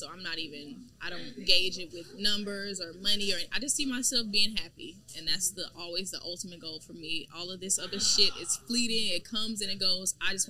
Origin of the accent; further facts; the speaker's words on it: Houston, Texas, United States; I'm from Houston. So I'm from Houston, Texas, for all you guys watching. But specifically for the people that are from Houston, I'm from Ridgemont. So I'm from Ridgemont Heights.